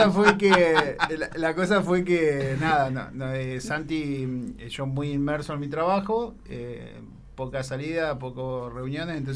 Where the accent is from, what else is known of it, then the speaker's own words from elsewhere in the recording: San Pedro, Buenos Aires Province, Argentina; Desde Buenos Aires. Yo vengo de Buenos Aires. Bien